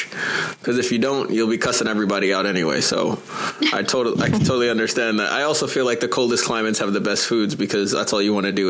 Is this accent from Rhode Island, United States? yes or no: no; New York, United States; As a New Yorker